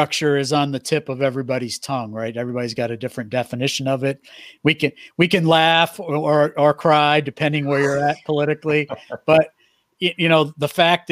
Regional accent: New England, United States; I grew up in New England

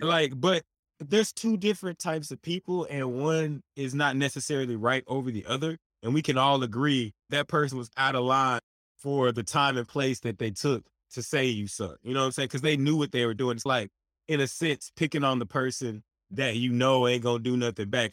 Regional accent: Dallas, Texas, United States; I'm from Dallas

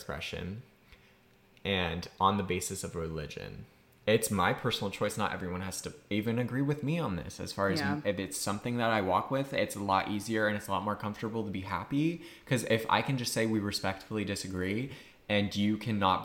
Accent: Massachusetts, United States; My home state's Massachusetts

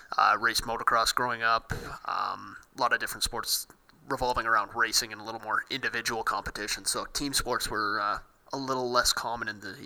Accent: Canada; being Canadian, hockey was pretty much an always-watched thing for the family

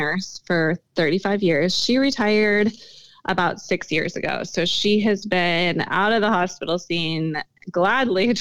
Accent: Sioux Falls, South Dakota, United States; I was born and raised here

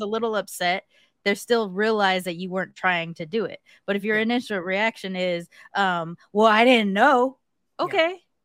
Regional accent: California, United States; I'm from California

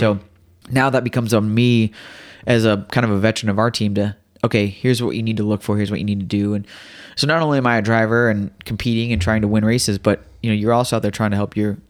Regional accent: Midwest, United States; I grew up racing dirt tracks. I grew up in the Midwest.

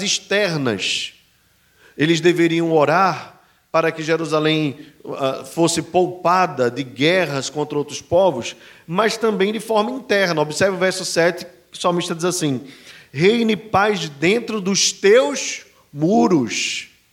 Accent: Brazil; somos brasileiros e não judeus. Mas em Cristo Jesus, eu e você, brasileiros

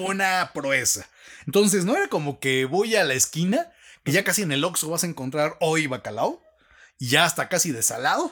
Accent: Mexico; como mexicanos, nos hemos afanosamente dedicado a construir un puente

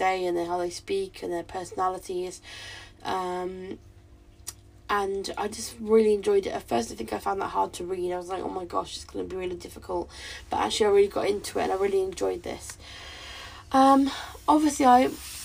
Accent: United Kingdom; I'm not Jamaican, I'm a white British woman

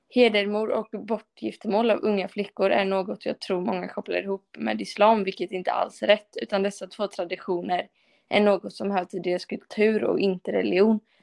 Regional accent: Sweden; jag är ju svensk och lever i ett kristet samhälle

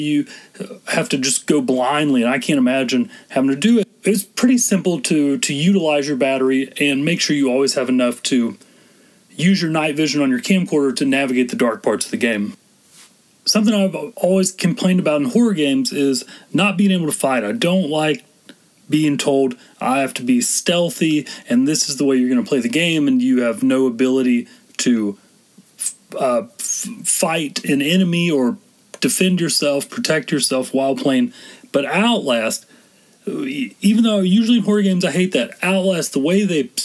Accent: Texas, United States; I'm from Texas

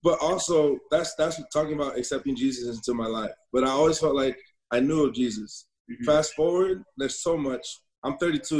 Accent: Northern California, United States; Born and raised in Northern California

